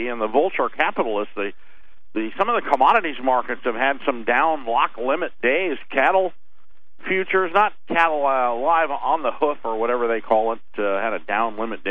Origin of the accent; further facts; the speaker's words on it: Scottsdale, Arizona, United States; I grew up in Scottsdale, Los Arcos Mall